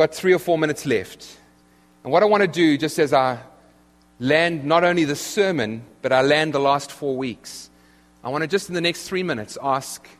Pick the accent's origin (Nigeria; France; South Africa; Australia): South Africa; moved away as an adult; now in United States; I come from South Africa, where you order a ham and cheese sandwich